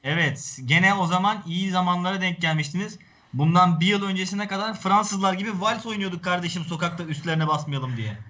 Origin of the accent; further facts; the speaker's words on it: Turkey; o yerlerde doğdum büyüdüm ben